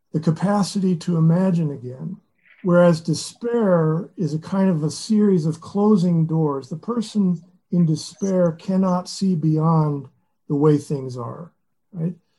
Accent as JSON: {"language": "English", "town": "Lexington", "region": "Kentucky", "country": "United States", "tie": "born or raised there", "said": "Lexington, about two and a half hours from the monastery, which is my hometown, Lexington."}